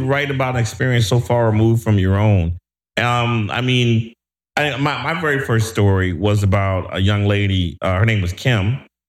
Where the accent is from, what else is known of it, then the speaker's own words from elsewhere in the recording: East Cleveland, Ohio, United States; I didn't grow up in Shaker. I didn't grow up in Beachwood. I grew up in East Cleveland. So, and I didn't grow up in a neighborhood where the people sold drugs.